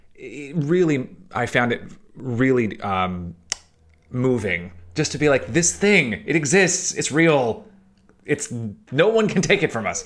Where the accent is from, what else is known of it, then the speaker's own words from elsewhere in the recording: Chattanooga, Tennessee, United States; moved away; When I was growing up in Chattanooga, Tennessee